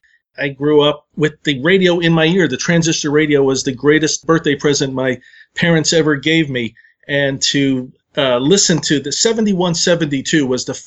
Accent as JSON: {"language": "English", "region": "Southern California", "country": "United States", "tie": "born or raised there", "said": "when I was growing up in California."}